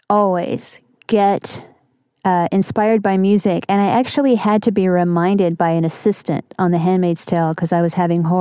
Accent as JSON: {"language": "English", "region": "the South", "country": "United States", "said": "I'm going to throw that in because I'm from the South."}